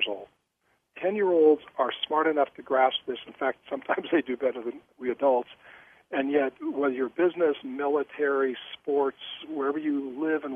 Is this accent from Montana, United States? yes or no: yes; Billings, Montana, United States; Born and raised in Billings, Montana.